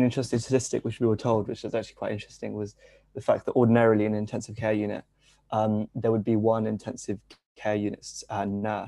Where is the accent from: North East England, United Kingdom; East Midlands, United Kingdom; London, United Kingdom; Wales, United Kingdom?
London, United Kingdom; I'm from East London. So it's the same place where Hanif is from generally. And originally my family is from India, but I've been here all my life